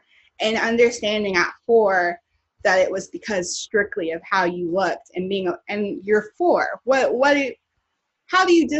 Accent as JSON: {"language": "English", "region": "the South", "country": "United States", "lives_now": "Los Angeles, United States", "said": "I'm from the South, and I always joke with my roommate Nakia that I kind of miss Southern racism"}